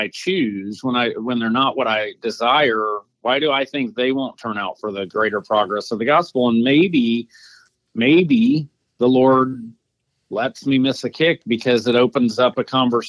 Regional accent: Atlanta, Georgia, United States; my hometown, Atlanta.

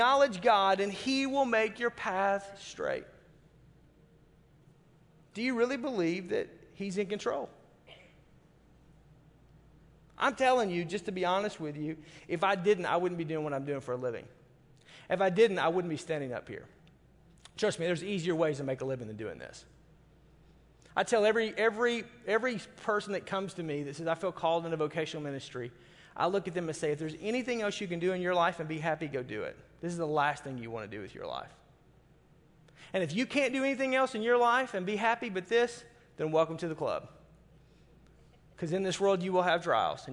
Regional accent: the South, United States; moved away; I'm from the South and everything is fried

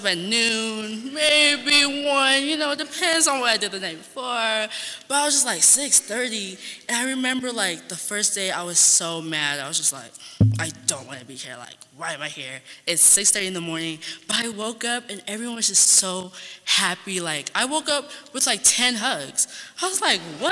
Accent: San Antonio, Texas, United States; I'm from Texas, San Antonio to be specific.

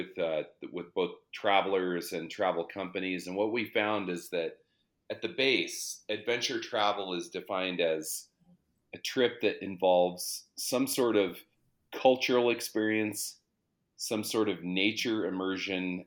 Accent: Colorado, United States; also born or lived in Denver, Colorado; I grew up in the mountains in Colorado. So my parents released my brother and I. We moved from Denver

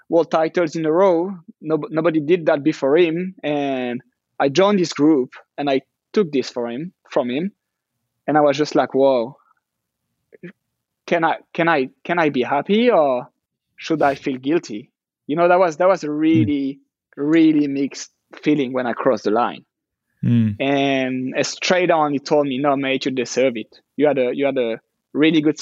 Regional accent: France; It's really close to France, and even more where I'm from. It's 90 minutes drive for my hometown.

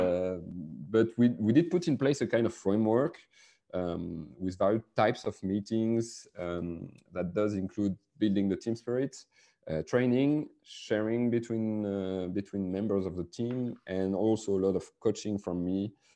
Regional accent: France; accent: French; English is a second language; also born or lived in Biarritz, France; I'm a French guy with my French accent.

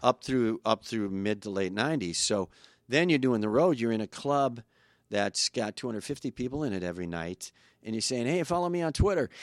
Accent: Kenosha, Wisconsin, United States; moved away; Kenosha's changed a lot. My hometown is, used to be just a f, blue-collar factory town

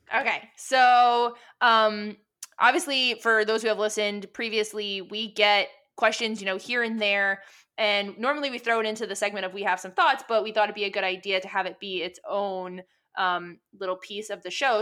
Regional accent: New York City, New York, United States; we are two broads from Brooklyn

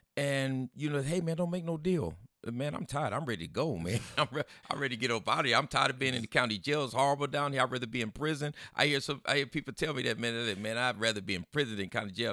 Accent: San Diego, California, United States; I grew up over in the West Coast here. That's, you know, with the Latino gangs is Sherman and Logan Heights

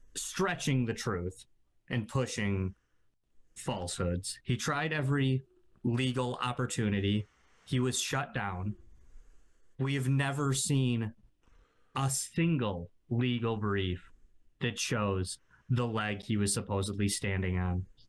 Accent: United States; as an American

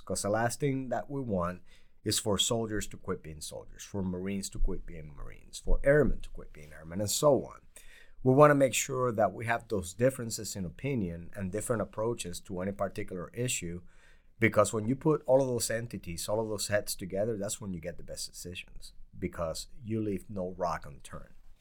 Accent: Puerto Rico; moved away; also born or lived in New York / Bridgeport, Connecticut; I grew up poor in Puerto Rico

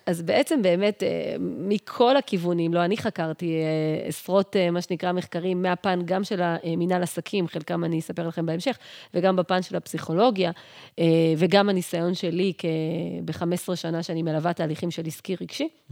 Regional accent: Yehud, Central District, Israel; moved away as an adult; now in Pardes Hanna, Israel; אני עברתי מ, מהבית שלי, מעיר מולדתי, מיהוד, לגור בפרדס חנה

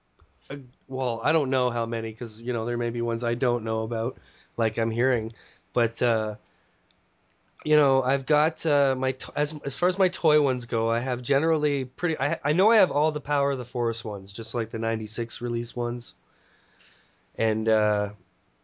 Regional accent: Mississauga, Ontario, Canada; also born or lived in St. Catharines, Ontario; when I moved from St. Catharines to the city I'm in now, Mississauga. And I was, what was I, 9 or something, going into grade 3

